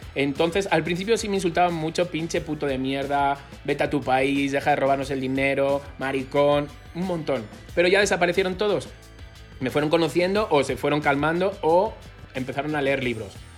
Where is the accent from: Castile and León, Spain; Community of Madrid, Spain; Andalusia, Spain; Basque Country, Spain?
Community of Madrid, Spain; Madrid; moved away as an adult; now in Mexico; de Madrid, gay